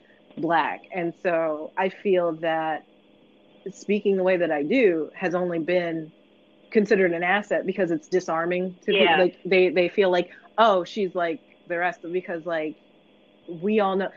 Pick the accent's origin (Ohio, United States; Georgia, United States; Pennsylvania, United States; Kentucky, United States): Pennsylvania, United States; Philadelphia; I grew up around here, although people often ask, because again, like my accent doesn't come through as strongly anymore, but at the time when I lived in South Philly, South Philly wasn't black.